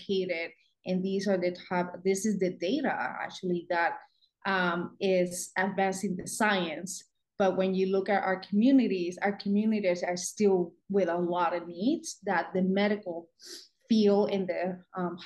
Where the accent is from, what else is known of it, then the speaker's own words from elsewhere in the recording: Puerto Rico; moved away as an adult; now in United States; born and raised in Puerto Rico